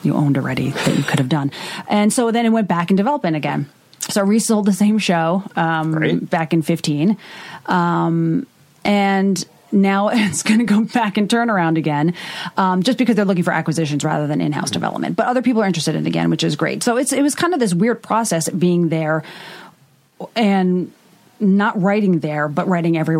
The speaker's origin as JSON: {"language": "English", "area": "Long Island", "region": "New York", "country": "United States", "moved": "as an adult", "lives_now": "Los Angeles, United States", "said": "Long Island, where I'm from originally"}